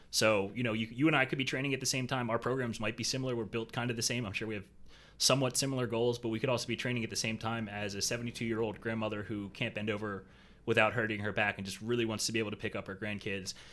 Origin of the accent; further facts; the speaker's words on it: Philadelphia, Pennsylvania, United States; moved away as an adult; now in Jacksonville, United States; I was born and raised in Philly